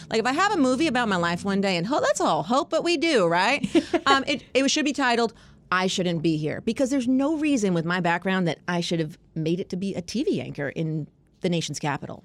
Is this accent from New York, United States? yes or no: yes; Long Island, New York, United States; moved away as an adult; now in Washington, D.C., United States; I moved from New York. I'm a New Yorker